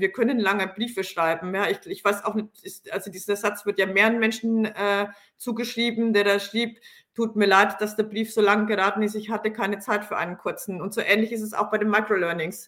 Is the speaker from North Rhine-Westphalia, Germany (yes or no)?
no; Franconia, Bavaria, Germany; komme ich aus Franken